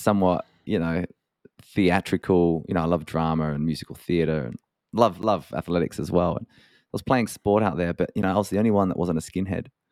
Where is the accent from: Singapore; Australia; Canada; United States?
Australia; Adelaide, South Australia; moved away as an adult; also born or lived in Dublin; I spent a lot of my, a lot of my kind of early years growing up in Adelaide, which is a beautiful city of one point three million people in South Australia.